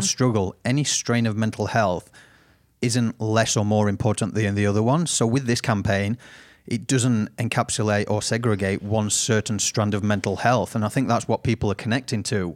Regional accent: United Kingdom; now in Australia; I haven't got an Aussie accent 'cause I'm originally from Britain

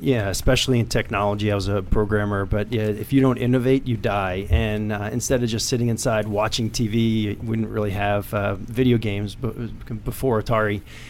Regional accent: Middletown, New York, United States; Middletown, New York.

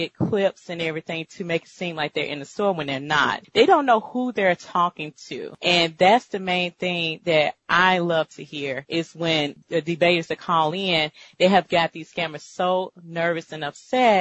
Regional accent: Deep South, United States; I am from the Deep South.

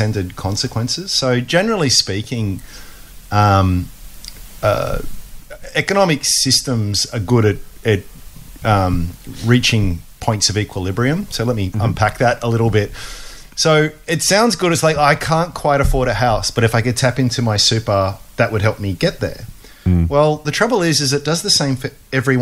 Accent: Australia; as an Aussie

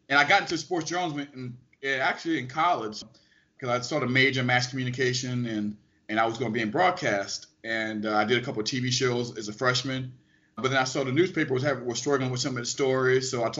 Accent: New Orleans, Louisiana, United States; I loved all sports, but in particular, I loved Saints football growing up in New Orleans and LSU football.

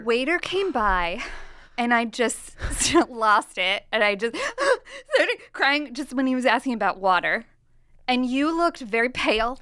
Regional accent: Nebraska, United States; I am from Nebraska, okay? And I embrace, my attitude is Midwestern wisdom all the time

